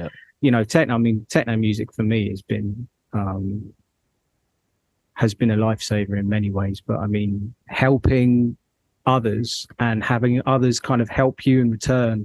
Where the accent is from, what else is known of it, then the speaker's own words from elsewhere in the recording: London, United Kingdom; moved away as an adult; also born or lived in Midlands; now in near Birmingham, United Kingdom; So I'm from London, but I moved to the Midlands about 8 years ago. So I live just north of Birmingham.